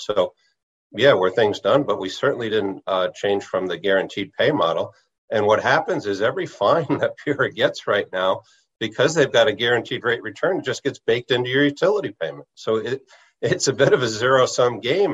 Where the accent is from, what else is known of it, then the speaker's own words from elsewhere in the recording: New Haven, Connecticut, United States; I grew up in New Haven.